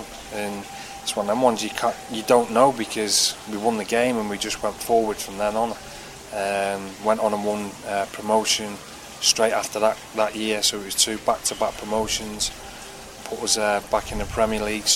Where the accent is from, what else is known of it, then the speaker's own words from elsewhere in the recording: Manchester, North West England, United Kingdom; my hometown team